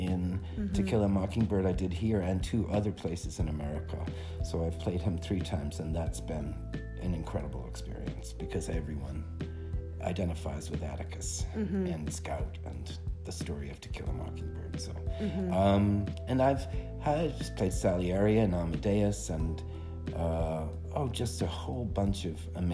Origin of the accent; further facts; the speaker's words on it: Boston, Massachusetts, United States; moved away as an adult; also born or lived in Williamstown, Massachusetts / Chapel Hill, North Carolina; I grew up in Boston, a working class kid.